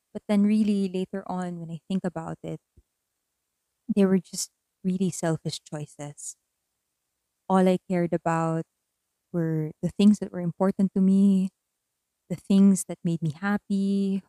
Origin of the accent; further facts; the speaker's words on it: Philippines; also born or lived in Manila; an earthquake happened in my hometown and I had to move back because my family needed me that time